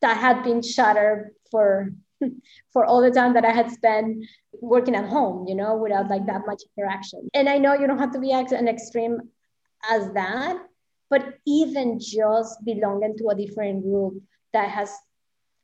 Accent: Mexico; moved away; I grew up in Mexico, so my Spanish is pretty it's pretty clean

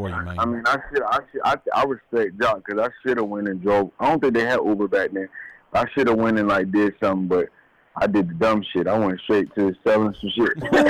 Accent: Yonkers, New York, United States; I used to live in Slowbomb. I'm from Yonkers, New York, man.

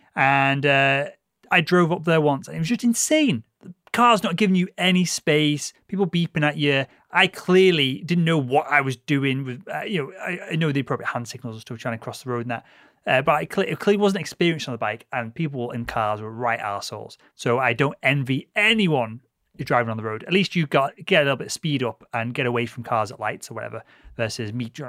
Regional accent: Liverpool, North West England, United Kingdom; moved away; also born or lived in Cambridge; I'm a Scally from Liverpool

